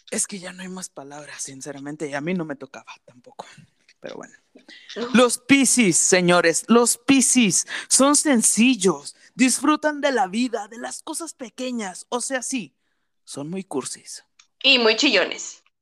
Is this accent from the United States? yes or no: no; Dubai, United Arab Emirates; born there; este, tengo 28 años, este, nací en Dubai.